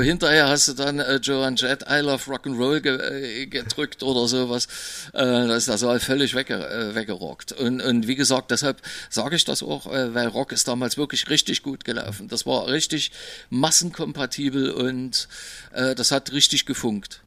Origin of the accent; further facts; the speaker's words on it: Berlin, Germany; bei uns im Osten in Berlin